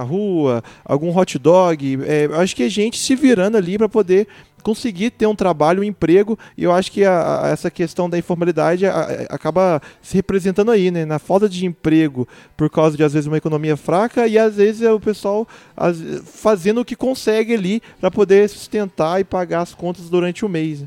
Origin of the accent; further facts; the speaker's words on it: Divinópolis, Minas Gerais, Brazil; eu sou de Divinópolis e lá é uma cidade muito conhecida por vender roupa